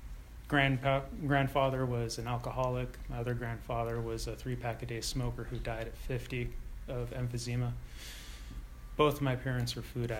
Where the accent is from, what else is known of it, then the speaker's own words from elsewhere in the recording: San Ramon, California, United States; also born or lived in Oakland, California; I was born in Oakland and, you know, had friends there, and then moved to San Ramon, where I had no friends